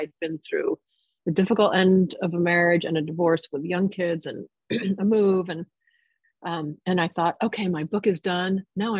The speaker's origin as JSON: {"language": "English", "region": "New York", "country": "United States", "tie": "born or raised there", "also_born_or_lived": "New Jersey, United States", "said": "And it was just so magical to me growing up in New York and New Jersey."}